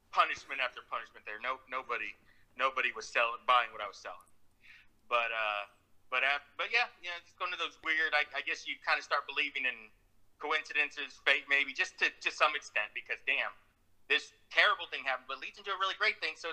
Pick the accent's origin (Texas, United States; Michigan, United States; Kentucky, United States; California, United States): Texas, United States; Uvalde; moved away; back to my hometown Uvalde